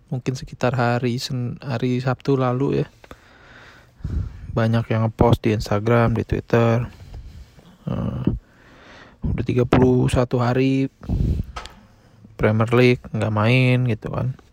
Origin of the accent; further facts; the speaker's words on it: Indonesia; now in United States; Di negara asal gue di Indonesia itu udah kurang lebih 5 ribu.